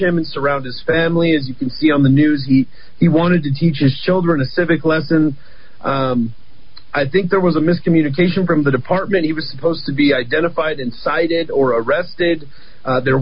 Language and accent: English; Albuquerque, New Mexico, United States; I've been born and raised in Albuquerque. I've lived here my whole life.